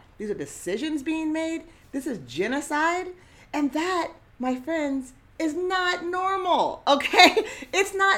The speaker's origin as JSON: {"language": "English", "town": "Eugene", "region": "Oregon", "country": "United States", "tie": "born or raised there", "said": "growing up in Eugene as a Black girl and now woman"}